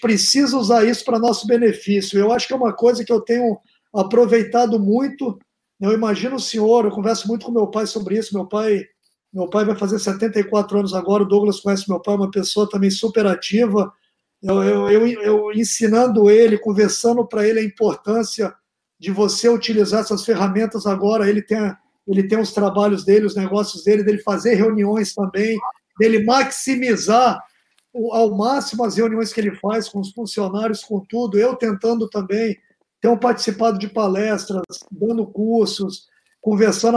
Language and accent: Portuguese; Porto Velho, Rondônia, Brazil; Eu sou de Rondônia, com muito orgulho, nascido em Porto Velho, criado, jogando peteca de gude na rua